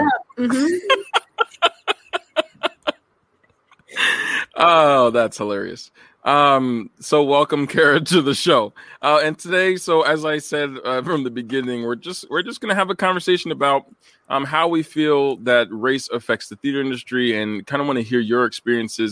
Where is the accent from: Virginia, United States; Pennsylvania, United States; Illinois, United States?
Pennsylvania, United States; New Castle; moved away; I'm from Newcastle, PA, which is like 15 minutes outside of the Ohio border